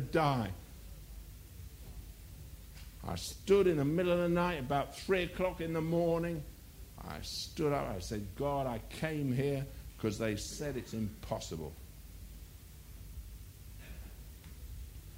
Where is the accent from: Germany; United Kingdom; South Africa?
United Kingdom; England; I'm an Englishman